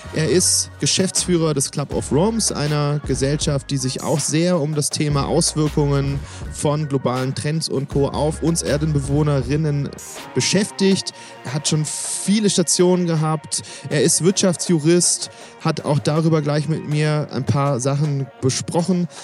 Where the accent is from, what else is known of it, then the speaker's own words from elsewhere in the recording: Swabia, Germany; auch ich komme aus Schwaben